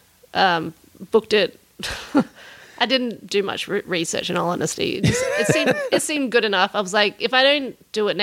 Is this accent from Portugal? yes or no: no; Canberra, Australian Capital Territory, Australia; moved away as an adult; also born or lived in Los Angeles, United States / New York, United States; I grew up in Australia with great skies